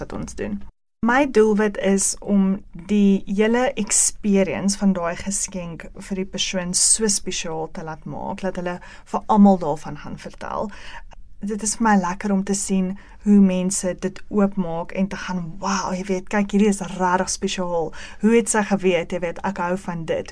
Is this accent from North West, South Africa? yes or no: yes; Ventersdorp, North West, South Africa; moved away as an adult; now in Benoni, South Africa; Ek is van 'n baie baie klein dorpie af wat niemand seker nog van gehoor het nie, um, in die Noordweste provinsie Ventersdorp. Ek is daar gebore en grootgeword